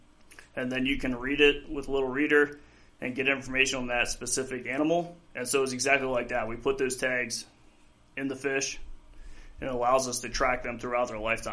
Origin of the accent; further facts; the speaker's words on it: Pennsylvania, United States; moved away as an adult; also born or lived in New Mexico; I grew up in Pennsylvania, so quite a ways away from here.